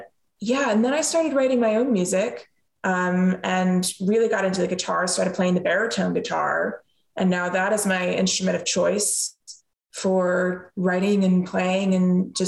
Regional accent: Pennsylvania, United States; Because neither of my parents are from Pennsylvania.

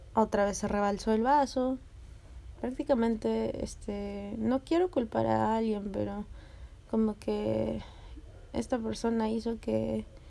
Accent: Lima, Peru; yo soy de Lince.

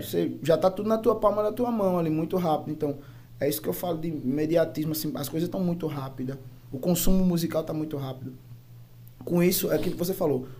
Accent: Torre, Bahia, Brazil; Sou nascido e criado aqui na Torre

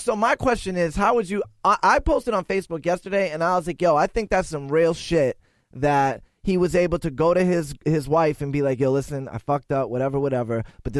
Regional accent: Boston, Massachusetts, United States; I'm kind of from Eastie too

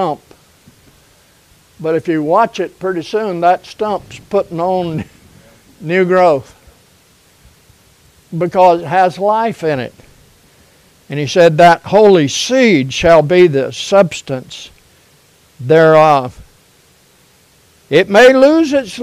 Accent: United States; I grew up in America, in a totally different America then than what we have now

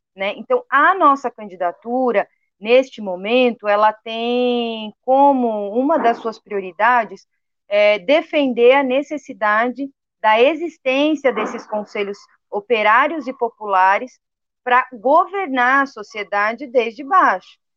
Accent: Capão Redondo, São Paulo, Brazil; eu sou aqui do Capão Redondo

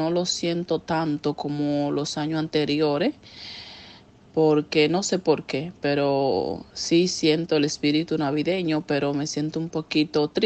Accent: Dominican Republic; now in Dubai, United Arab Emirates; Extraño de mi país ah, muchísimo em, la comida, el sabor, eh, la música, la familia principalmente, todo. Extraño de Dominicana.

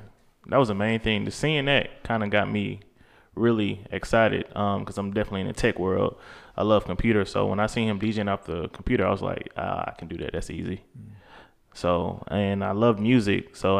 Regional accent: Stone Mountain, Georgia, United States; I'm from Stone Mountain, Georgia. I was gonna say Atlanta, but you know, I guess I'm not Atlanta. I'm from Stone Mountain.

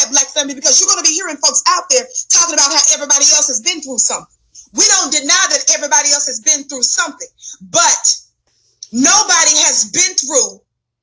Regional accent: the South, United States; I'm from the South. So in the South, we call them what? Fly swatters

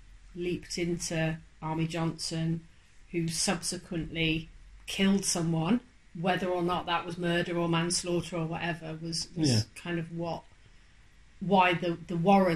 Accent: United Kingdom; we're British

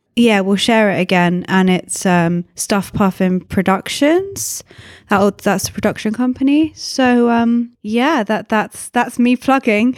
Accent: England, United Kingdom; I'm English.

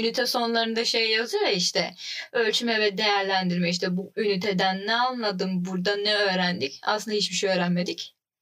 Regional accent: Trabzon, Turkey; canım memleketime. Çok güzel memlekettir kendisi

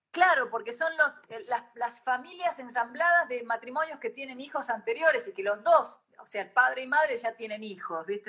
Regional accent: Argentina; yo después cuando regresé a la Argentina

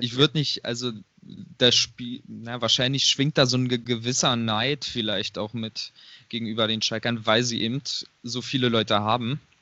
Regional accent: Hennigsdorf, Brandenburg, Germany; bin gebürtiger Hennigsdorfer

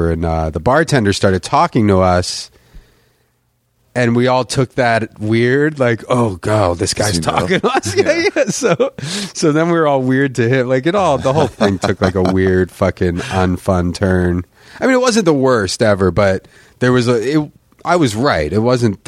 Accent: Philadelphia, Pennsylvania, United States; growing up in Philadelphia

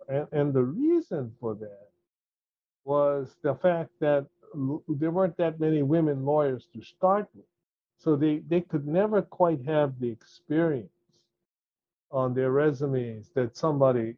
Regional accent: Hawaii, United States; I'm Hawaiian.

